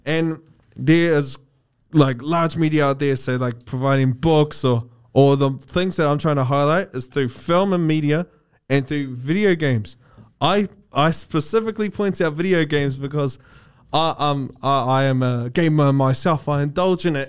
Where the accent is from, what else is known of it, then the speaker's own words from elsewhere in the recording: New Zealand; New Zealand, Maori, our languages is influenced by the Austro-Polynesian language family